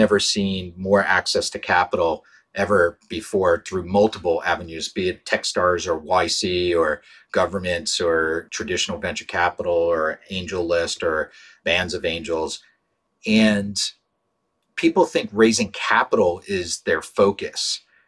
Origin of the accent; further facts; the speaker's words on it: Pittsburgh, Pennsylvania, United States; I grew up in Pittsburgh